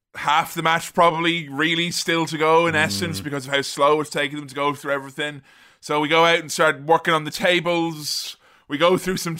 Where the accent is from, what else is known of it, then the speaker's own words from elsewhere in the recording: Ireland; I'm Irish.